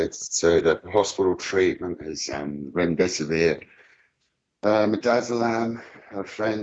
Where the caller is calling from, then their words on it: New Zealand; I'm calling from New Zealand, Richie.